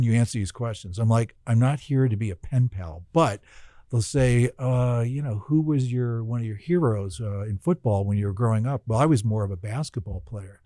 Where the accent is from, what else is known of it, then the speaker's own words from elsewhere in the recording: Zion, Illinois, United States; also born or lived in Barrington, Illinois / Chicago, Illinois; my dad was in education, so we grew up in Zion. And then after my freshman year in high school, we moved to Barrington